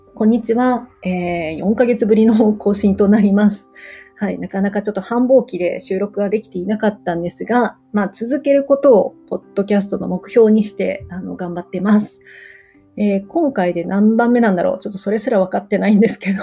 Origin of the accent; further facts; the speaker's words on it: Nagoya, Aichi, Japan; 私はやっぱり地元名古屋の、まあ、行けるお客さんのところを選んでいくようにしています